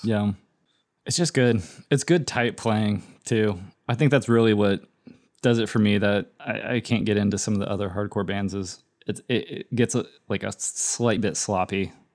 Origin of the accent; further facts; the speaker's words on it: United States; we're American